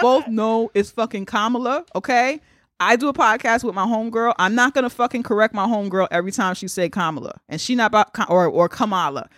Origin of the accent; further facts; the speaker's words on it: United States; I'm black American